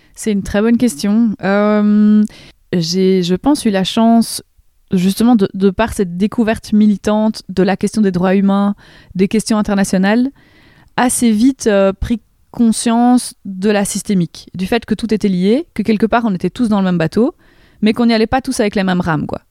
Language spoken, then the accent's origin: French; Rochefort, Wallonia, Belgium; je, viens d'un petit village même qui s'appelle Éprave, dans la commune de Rochefort, dans la province de Namur